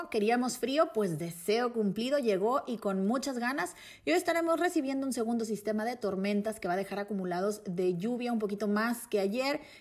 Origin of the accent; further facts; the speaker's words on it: Mexico; Una persona como yo, mexicana, mujer, lesbiana, eh, todos mis derechos eh, vuelven a tener sentido